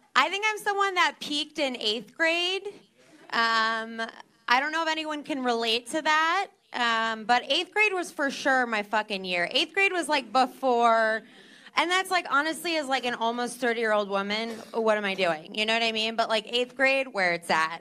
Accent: New Jersey, United States; I am from New Jersey

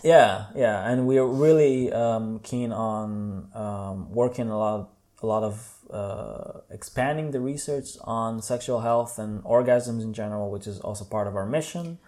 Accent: Tel Aviv, Tel Aviv District, Israel; English is a second language; moved away as an adult; now in Berlin, Germany; I'm from Israel, uh, Tel Aviv, uh, born and raised, and I moved to Berlin about four years ago

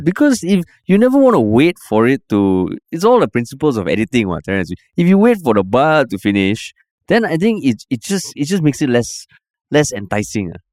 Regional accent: East Region, Singapore; I grew up in the Far East

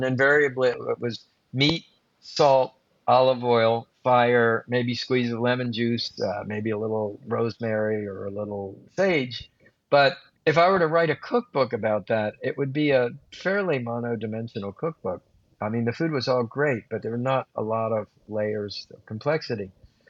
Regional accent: Japan; born there; I also feel a little guilty not mentioning Japan, because I was born in Japan.

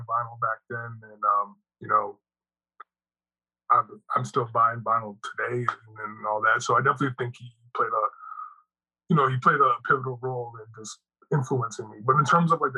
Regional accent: Toronto, Ontario, Canada; just like in the suburbs, so Greater Toronto area

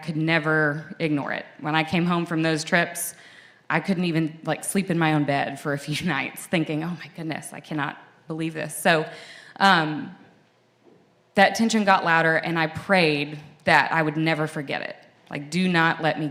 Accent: Franklin, Tennessee, United States; I grew up in Franklin, in the early 90s and early 2000s, when Franklin was the place to be. My dad, you know, they picked this community because they could commute to their Nashville job

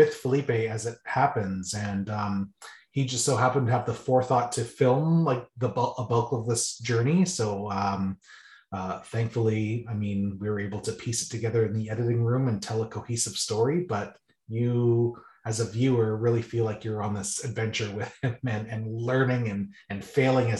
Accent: Caledon, Ontario, Canada; we grew up in Caledon, East Ontario together

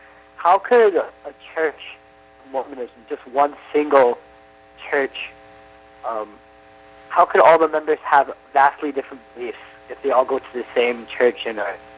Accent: Hawaii, United States; I'm from Hawaii

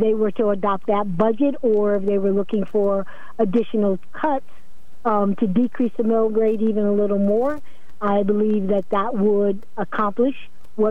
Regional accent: Norwich, Connecticut, United States; also born or lived in Pennsylvania; my family is not originally from here. We're from Pennsylvania, but I went to school here, elementary, all the way through high school, and I raised my family here, so I consider myself from Norwich at this point

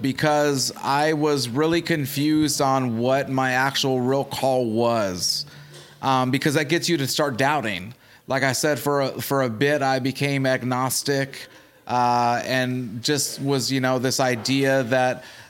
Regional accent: Chicago, Illinois, United States; now in Arkansas, United States; Okay, so I'm originally from Chicago, but I moved to Arkansas because we lived in Chicago proper, and there was a lot of gangs inside there, so we kept getting robbed.

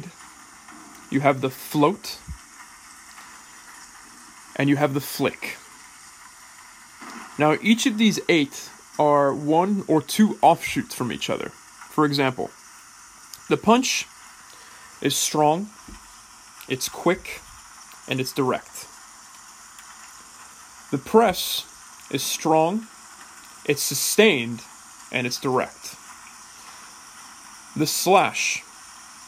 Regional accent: Bay Area, California, United States; moved away as an adult; also born or lived in England; I finished growing up in England, not in the Bay Area.

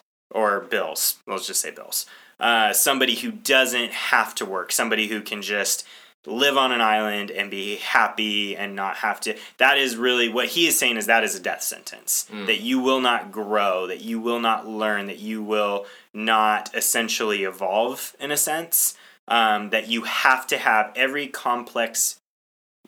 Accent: United States; I'm an American

